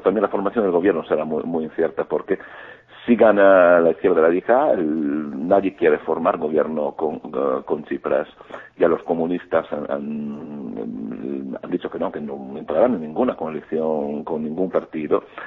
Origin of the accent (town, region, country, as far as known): Greece